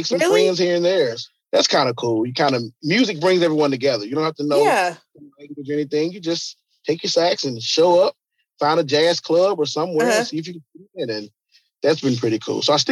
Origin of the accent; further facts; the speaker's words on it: Memphis, Tennessee, United States; So he was our hero growing up in Memphis